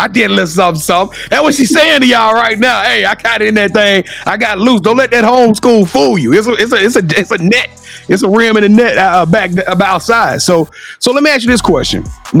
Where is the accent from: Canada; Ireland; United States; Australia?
United States; Louisiana; I'm from Louisiana